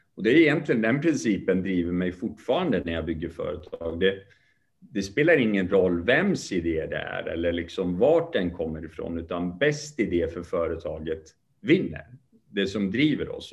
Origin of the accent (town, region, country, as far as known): Sweden; born or raised there; also born or lived in Kurdish part of Iran